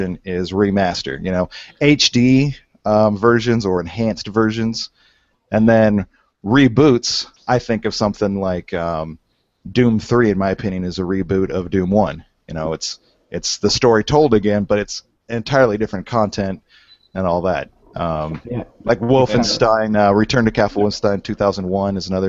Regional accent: the middle of the U.S., Midwest, United States; also born or lived in Kansas City; I'm from the middle of the U.S. I'm in Kansas City

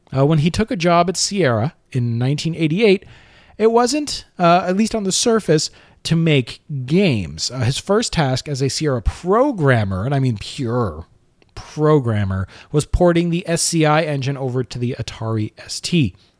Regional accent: Canada; I am also Canadian and my taxes also pay for the C B C

